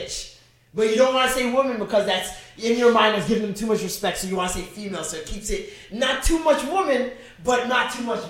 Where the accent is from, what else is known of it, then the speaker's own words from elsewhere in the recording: Jamaica; You can't name one person in your family that doesn't have a problematic view on women. We're Jamaican.